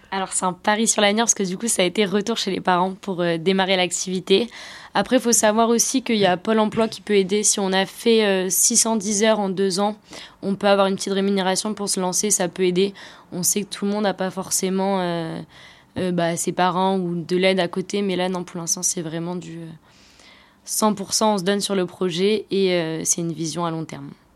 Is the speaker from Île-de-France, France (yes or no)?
no; Brittany, France; chez nous en Bretagne